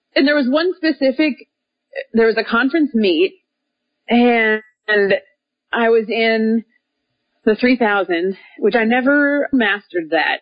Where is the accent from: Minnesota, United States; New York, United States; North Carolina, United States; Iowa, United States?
Minnesota, United States; Minneapolis; moved away as an adult; now in Little Rock, United States; I grew up in Minnesota and now I live in Little Rock, Arkansas